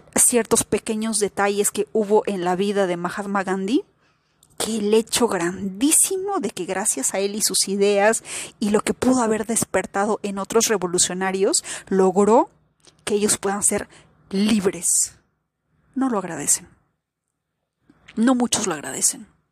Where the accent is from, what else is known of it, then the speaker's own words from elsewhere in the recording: Peru; yo nací en Perú